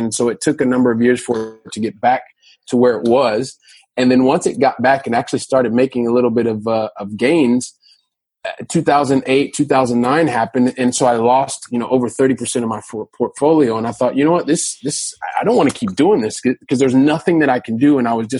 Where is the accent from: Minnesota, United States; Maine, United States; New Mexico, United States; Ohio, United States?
Ohio, United States; Columbus; So I guess I'm a guy from Columbus, Ohio, so from the Midwest of the United States